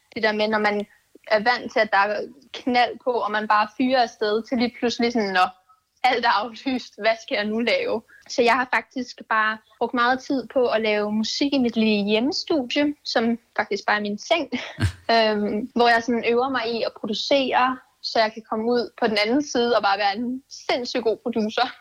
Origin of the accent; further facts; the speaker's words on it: Amager, Capital Region of Denmark, Denmark; jeg kommer fra Amager. Står jeg opvokset og stadig bor og elsker.